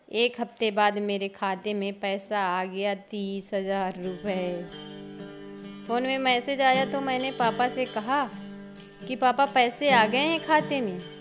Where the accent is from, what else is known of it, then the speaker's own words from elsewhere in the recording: Banda, Uttar Pradesh, India; मैं उत्तर प्रदेश के बुंदेलखंड क्षेत्र बांदा शहर सेखनपुर गांव की रहने वाली हूँ